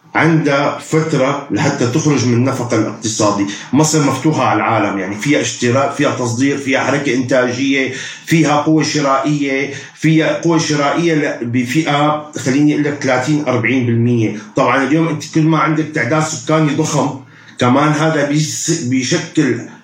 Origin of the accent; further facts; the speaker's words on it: Syria; عندنا في سوريا